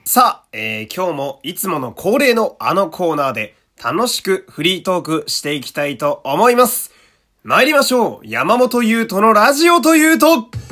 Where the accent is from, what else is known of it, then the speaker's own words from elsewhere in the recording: Fukui, Japan; 僕は地元福井県